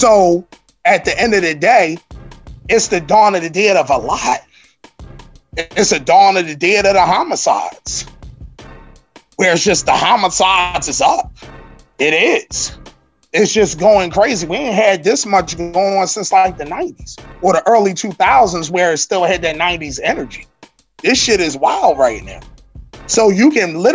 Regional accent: Philadelphia, Pennsylvania, United States; I'm from West Philadelphia

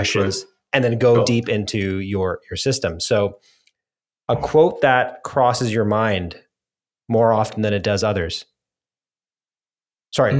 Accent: Scarborough, Ontario, Canada; where I grew up in Scarborough, Ontario

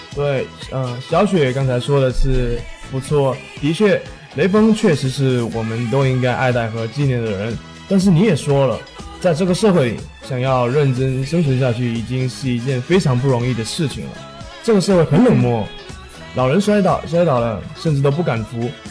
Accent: Quanzhou, Fujian, China; now in Xiamen, China; 我是来自泉州永春县的

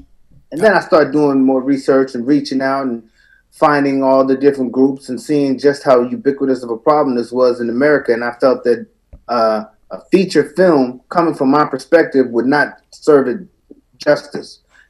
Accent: Queens, New York, United States; I'm a veteran of the United States Marine Corps. I'm from Jamaica, Queens, New York.

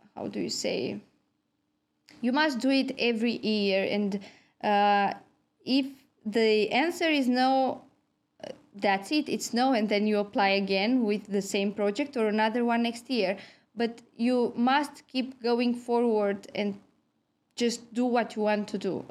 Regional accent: Galați, Galați County, Romania; moved away as an adult; also born or lived in Cluj-Napoca, Romania / Bordeaux, France; now in Tampere, Finland; I'm from Romania. I have been living in Galați. This is my hometown.

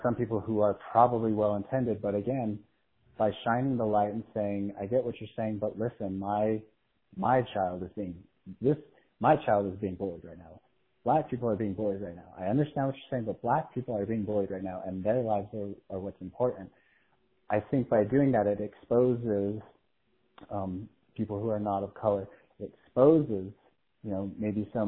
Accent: United States; as an American

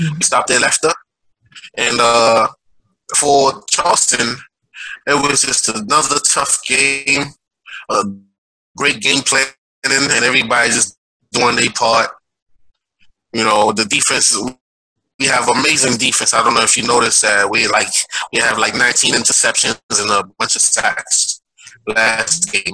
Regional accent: Haiti; now in Brooklyn, United States; I'm from Haiti. Um, I live in Brooklyn, New York.

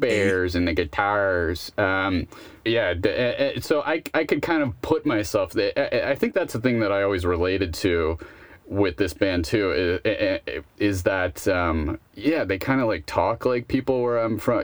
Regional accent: Buffalo, New York, United States; I'm from Buffalo

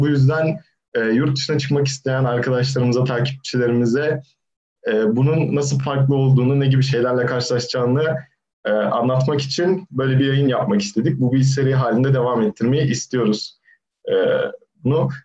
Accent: Turkey; moved away as an adult; now in Darmstadt, Germany; ailem zaten Türkiye'de doğmuşuz, büyümüşüz

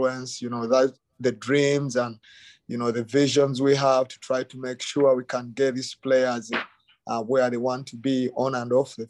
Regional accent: Uganda; moved away as an adult; now in United States; I came from Uganda. I grew up in Uganda.

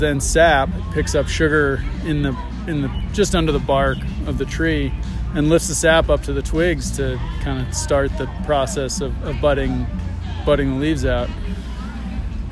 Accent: Vermont, United States; born and raised in Vermont

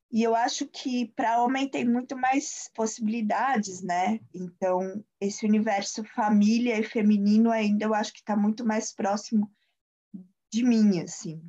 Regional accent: São Paulo, Brazil; moved away; Eu sou, eu sou paulista

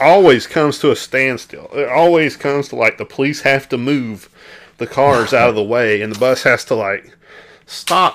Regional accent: Arkansas, United States; growing up in Arkansas

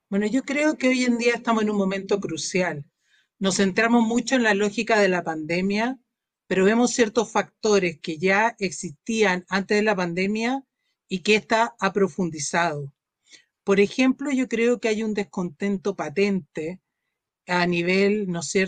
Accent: Peru; now in Chile; Yo viví mi infancia en Perú y siempre me, llamó la atención el contraste que tenía entre lo que me habían enseñado en Perú y lo que después había percibido aquí en Chile

